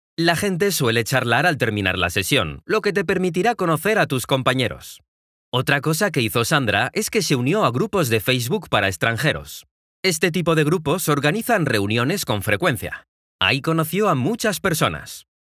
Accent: Mexico; soy de México

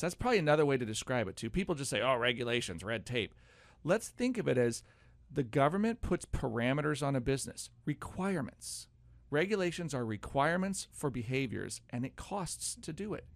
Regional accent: United States

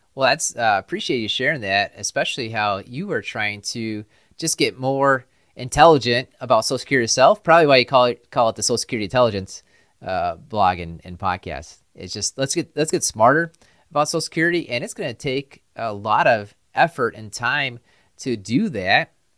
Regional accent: Upper Midwest, United States; We're from the Upper Midwest

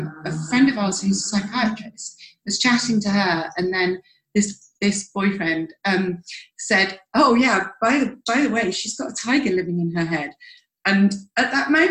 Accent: United Kingdom; We're massive tea drinkers. We're British

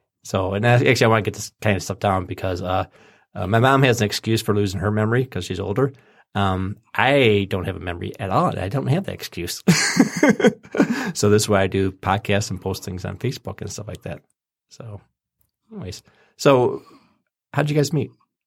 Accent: Lake Orion, Michigan, United States; we grew up in Lake Orion, or we lived in Lake Orion for a while there, and they built this the GM plant pretty close to our house.

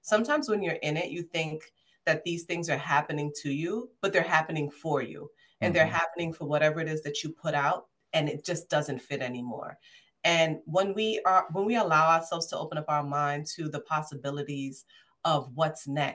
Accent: New York City, New York, United States; I'm from Brooklyn. I'm a Brooklynite.

